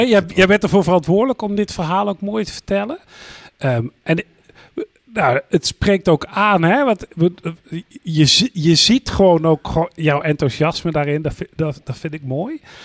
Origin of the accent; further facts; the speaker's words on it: North Brabant, Netherlands; als geboren Brabander